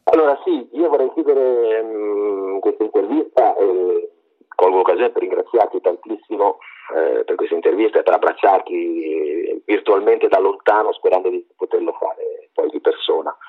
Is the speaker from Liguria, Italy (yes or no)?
yes; Sarzana, Liguria, Italy; now in Massa, Italy; io vengo da una zona, io sono di Sarzana, in Liguria, ma al confine con la Toscana, vivo a Massa